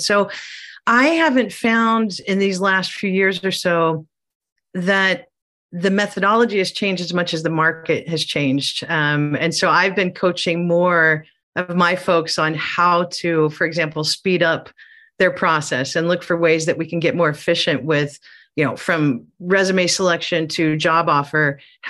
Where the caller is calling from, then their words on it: southern Chile, Chile; I am calling in from Southern Chile.